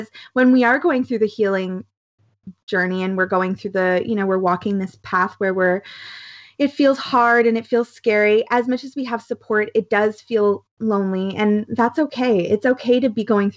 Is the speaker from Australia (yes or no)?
no; Canada; I'm so Canadian. Definitely so Canadian